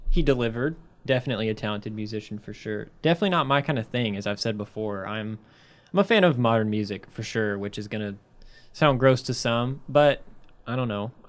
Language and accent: English; Chicago, Illinois, United States; born there; As someone that was born in Chicago, that's kind of a growing up experience